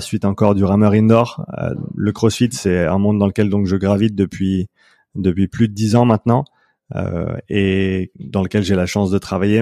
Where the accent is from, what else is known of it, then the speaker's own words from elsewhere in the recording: Switzerland; moved away as an adult; also born or lived in Vancouver, Canada; je vis en Suisse actuellement, c'est là où j'ai grandi